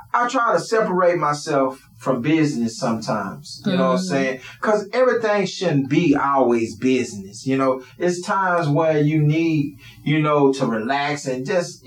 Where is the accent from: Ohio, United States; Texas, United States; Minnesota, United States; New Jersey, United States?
Texas, United States; Houston; also born or lived in The Woodlands, Texas; I come from the Woodlands area all the way to Third Ward, where I was raised